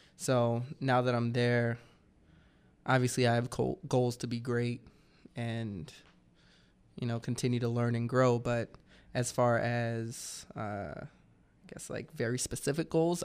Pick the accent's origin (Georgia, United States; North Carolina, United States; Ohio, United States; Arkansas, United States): Georgia, United States; moved away; I'm from Georgia